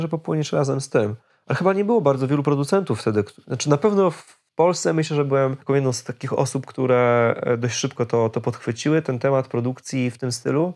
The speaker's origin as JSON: {"language": "Polish", "country": "Poland", "said": "jesteśmy z Polski"}